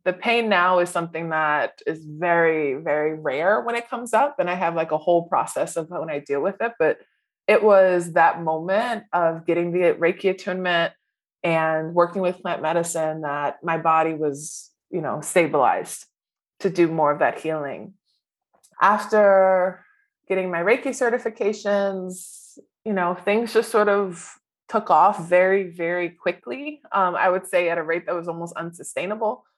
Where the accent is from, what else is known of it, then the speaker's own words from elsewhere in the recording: New Orleans, Louisiana, United States; So I grew up in New Orleans.